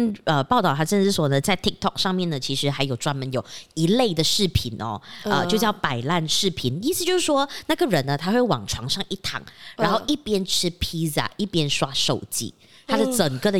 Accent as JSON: {"language": "Chinese", "region": "Penang", "country": "Malaysia", "said": "OK，对不起大家，我们的福建话真的不是很好啊，就算我是槟城人"}